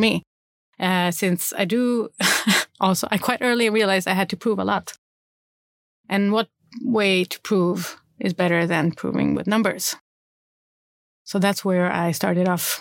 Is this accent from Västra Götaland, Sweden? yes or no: no; Malmö, Skåne, Sweden; I grew up in Rosengård in Malmö with parents.